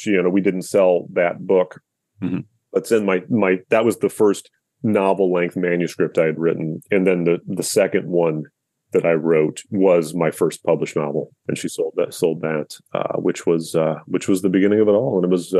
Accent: Omaha, Nebraska, United States; accent: Midwestern; moved away as an adult; also born or lived in Lincoln, Nebraska / Washington, District of Columbia, United States; now in Baltimore, United States; I'm from the Midwest. I grew up in Omaha, Nebraska.

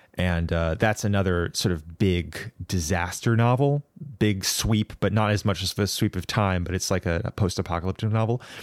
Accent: California, United States; I grew up in California

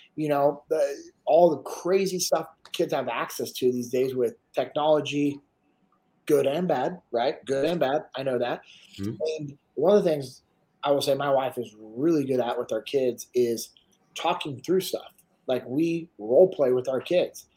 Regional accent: Sacramento, California, United States; I'm originally from Sacramento, grew up in the same house that my dad grew up

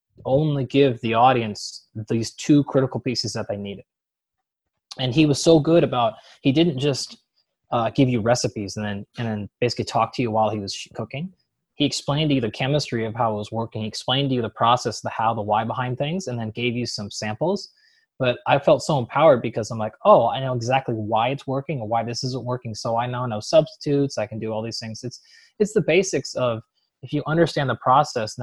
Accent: Seattle, Washington, United States; I come from Seattle, which is the Pacific Northwest.

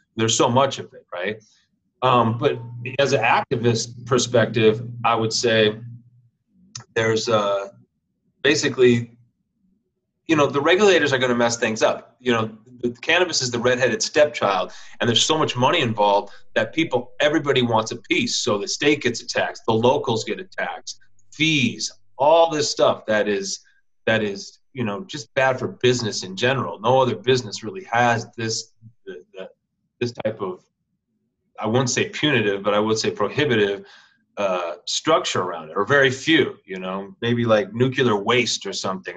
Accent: Minneapolis, Minnesota, United States; moved away as an adult; also born or lived in Santa Cruz, California; I'm from Minneapolis, but I moved out to Santa Cruz.

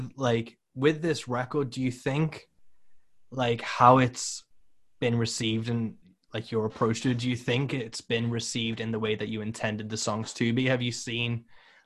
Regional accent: United Kingdom; I'm British

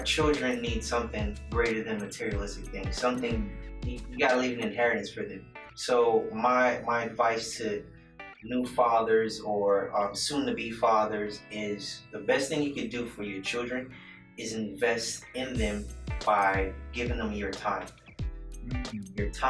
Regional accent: United States; I'm Haitian, but I'm born in America. Mm. So I guess I'm American Haitian, Haitian American

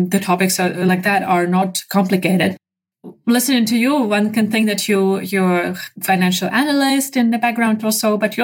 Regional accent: Ukraine

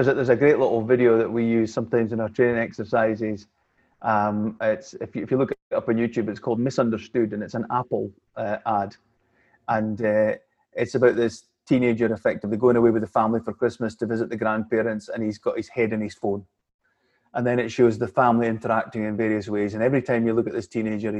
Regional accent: Scotland, United Kingdom; like most Scottish people

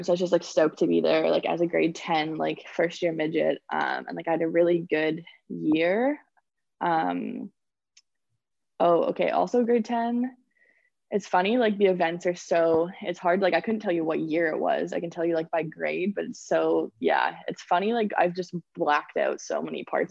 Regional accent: Victoria, British Columbia, Canada; also born or lived in Penticton; I'm from Victoria, and I went to the Okanagan Hockey Academy in Penticton for 2 years, my grade 10 and 11 year.

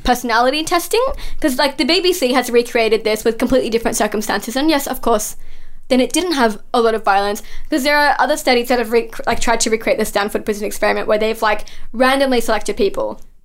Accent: Mount Druitt, New South Wales, Australia; I grew up in that area. I grew up in Mount Druitt

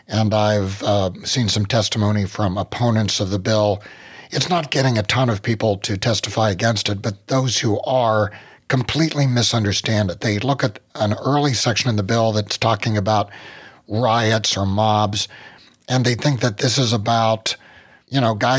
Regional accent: Ohio, United States; here in Ohio. So in my hometown

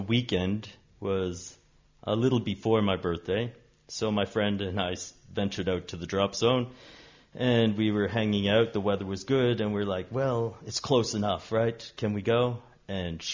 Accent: Canada; moved away; I'm Canadian by birth and a nomad on this earth

